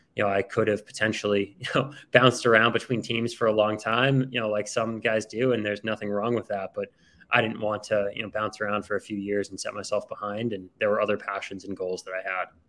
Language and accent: English; outside of Boston, Massachusetts, United States; I grew up outside of Boston, Massachusetts